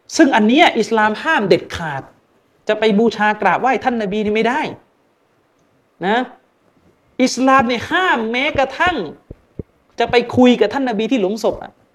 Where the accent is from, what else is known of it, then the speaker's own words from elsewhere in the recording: Yala, Thailand; ผมก็เป็นคนยะลาเนี่ย